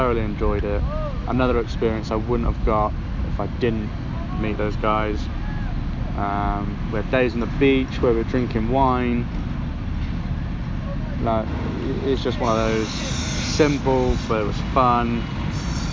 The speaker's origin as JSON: {"language": "English", "region": "England", "country": "United Kingdom"}